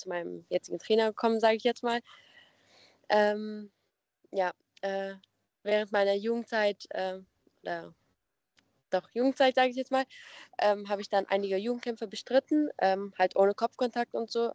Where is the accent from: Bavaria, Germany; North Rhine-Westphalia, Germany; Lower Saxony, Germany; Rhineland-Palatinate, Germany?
North Rhine-Westphalia, Germany; Nettetal; ich bin 20 Jahre alt und komme aus Nettetal. Das ist in der Nähe von ähm, Krefeld und Mönchengladbach